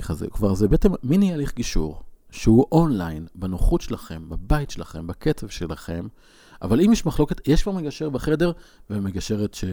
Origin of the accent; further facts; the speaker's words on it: Northern District, Israel; ברמת הגולן, ואני אומר שעשיתי קורס uh, התמחות ב, בלת, ב, ב, בלא לנסוע דרך שדות מוקשים. כשנסענו לבית ספר בקצרין